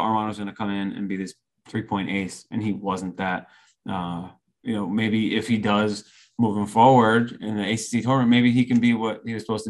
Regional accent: New York, United States; I'm from New York

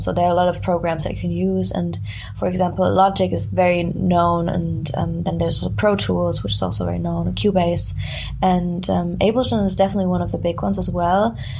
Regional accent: small town near Frankfurt, Hesse, Germany; moved away; I grew up in southern Germany in like a very small town. it's close to Frankfurt.

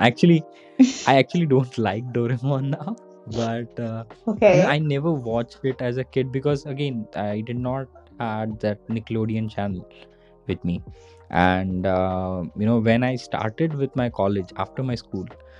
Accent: India; as an Indian kid

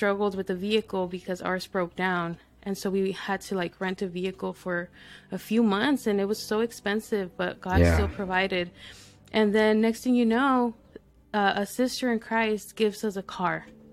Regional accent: El Paso, Texas, United States; also born or lived in Mexico; So I'm from Texas. I was born in El Paso, Texas.

